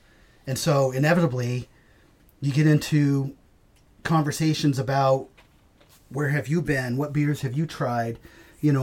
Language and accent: English; Maine, United States; We're from Maine